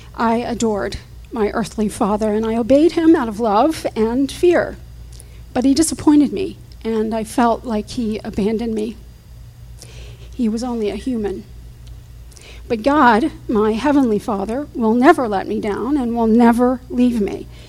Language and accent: English; Fort Lauderdale, Florida, United States; also born or lived in Houston, Texas; We moved from Houston, Texas, to Fort Lauderdale, where my mother's family lived.